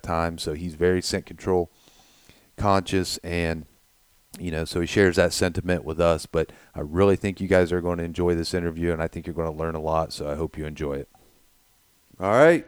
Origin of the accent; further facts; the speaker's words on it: Ohio, United States; we're from Ohio